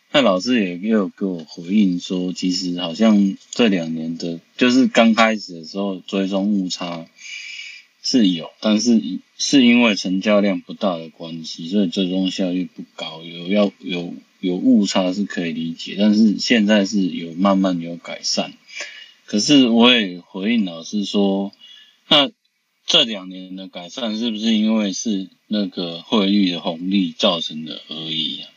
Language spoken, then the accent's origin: Chinese; Taiwan; 我们是台湾的朋友